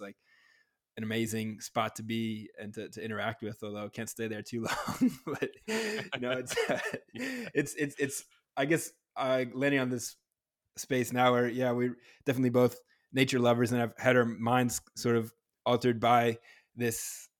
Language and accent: English; New Hampshire, United States; I am from New Hampshire myself